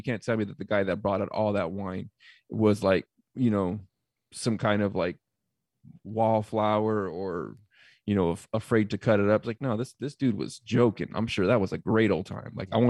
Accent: California, United States; also born or lived in Arizona; I'm originally from California, and Calvary Chapel is a mega church.

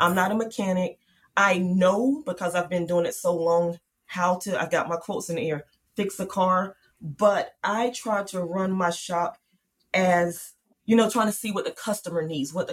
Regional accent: Charlotte, North Carolina, United States; I grew up in Charlotte, so that's a big banking city

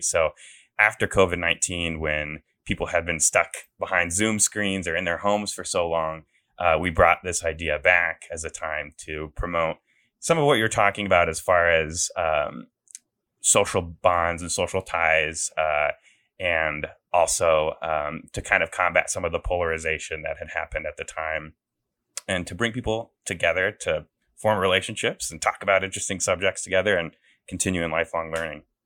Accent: Des Moines, Iowa, United States; moved away; I'm from Des Moines, um, you know, born and raised in Iowa

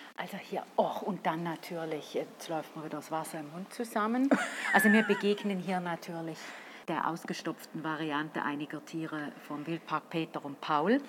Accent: St. Gallen, Switzerland; als St. Galler

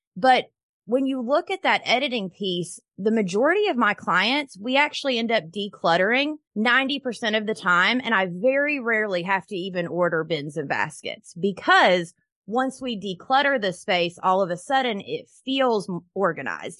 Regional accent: Knoxville, Tennessee, United States; I am from Knoxville, Tennessee

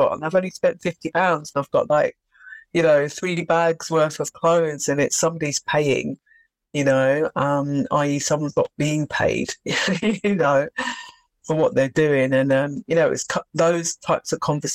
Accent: London, United Kingdom; I did grow up in London. So I was born here. My parents are from the Caribbean. So they came here, I think it was in 1959. So yeah, born and bred actually in London.

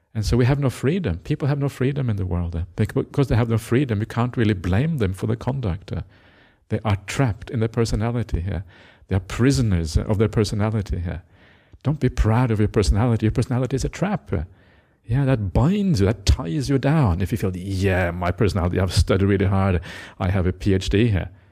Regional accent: Norway; moved away; I grew up in Norway

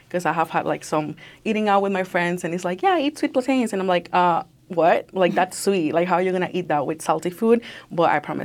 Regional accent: Nicaragua; accent: Nicaraguan; So I felt like I lost myself a little bit in there, and I lost, like, my Nicaraguan accent, because I did have we all have, like, accents from all the places I were from.

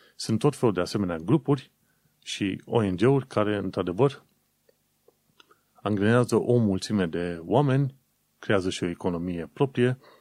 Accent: Romania; now in United Kingdom; noi ca români

